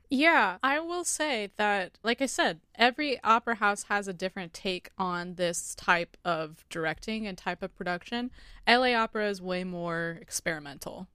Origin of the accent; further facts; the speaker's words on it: United States; as American audiences